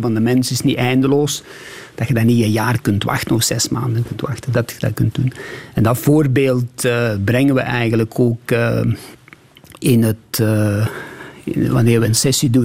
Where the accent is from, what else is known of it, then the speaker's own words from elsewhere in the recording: Beringen, Flanders, Belgium; moved away as an adult; also born or lived in Sweden; Limburg is, eh, is ook de plaats waar ik geboren ben, waar ik gestudeerd heb